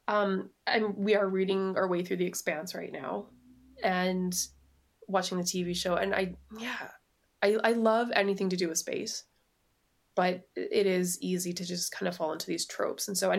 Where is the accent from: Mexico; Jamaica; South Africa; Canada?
Canada; I'm Canadian.